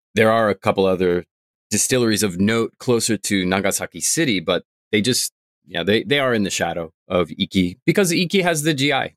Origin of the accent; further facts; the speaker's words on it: Vermont, United States; now in Tokyo, Japan; I'm from Vermont.